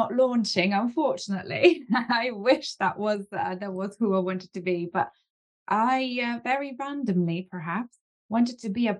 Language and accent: English; Lithuania; now in United Kingdom; I'm originally from Lithuania and my family moved over to the UK and from then on it was just kind of going into education.